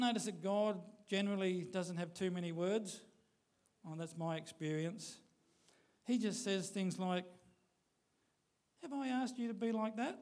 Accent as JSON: {"language": "English", "region": "Queensland", "country": "Australia", "said": "us Australians or Queenslanders"}